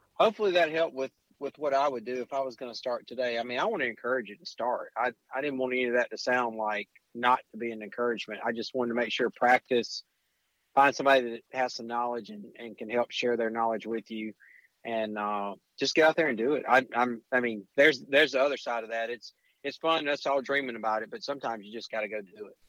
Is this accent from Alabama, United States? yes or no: yes; Alabama, United States; I'm from Alabama